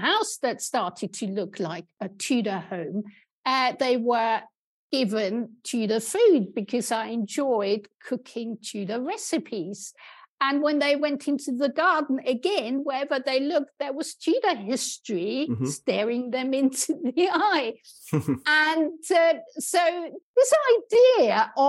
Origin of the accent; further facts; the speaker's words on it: Austria; moved away as an adult; also born or lived in Germany; now in United Kingdom; I grew up in Austria, where I was also trained